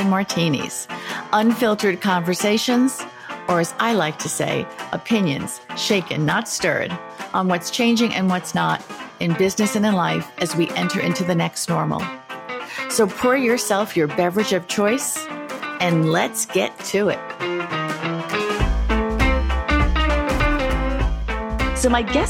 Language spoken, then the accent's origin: English; New York City, New York, United States; I grew up at right at the edge of Queens, right before Long Island